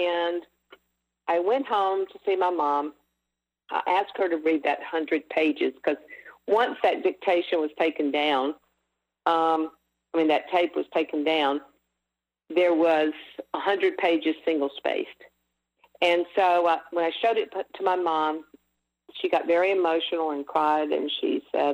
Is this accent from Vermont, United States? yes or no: no; Mississippi, United States; moved away; also born or lived in Los Angeles; growing up in Mississippi during that time and era